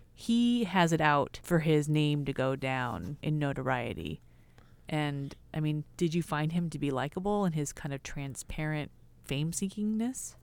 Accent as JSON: {"language": "English", "region": "California", "country": "United States"}